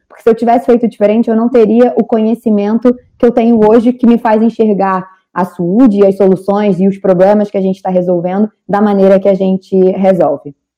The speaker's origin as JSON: {"language": "Portuguese", "country": "Brazil", "moved": "as an adult", "lives_now": "Portugal", "said": "sendo brasileira"}